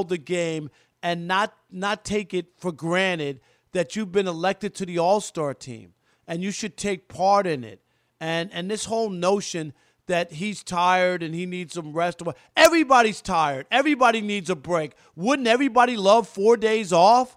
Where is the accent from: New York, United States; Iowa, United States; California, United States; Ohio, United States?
New York, United States; as a kid growing up in New York